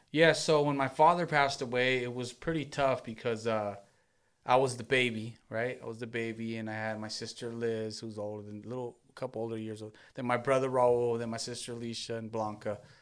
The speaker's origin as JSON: {"language": "English", "town": "Long Beach", "region": "California", "country": "United States", "tie": "born or raised there", "said": "I grew up in Long Beach, born and raised in Long Beach"}